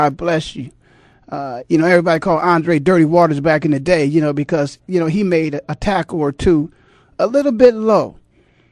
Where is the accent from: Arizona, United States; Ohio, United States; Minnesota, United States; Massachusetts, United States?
Ohio, United States; Canton; moved away; my hometown, the Hall of Fame city of Canton, Ohio